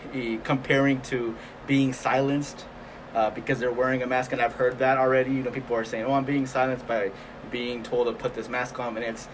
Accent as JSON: {"language": "English", "town": "Springdale", "region": "Arkansas", "country": "United States", "said": "And I'm from Springdale, just like you, Manny, and here we have the highest number of cases, right?"}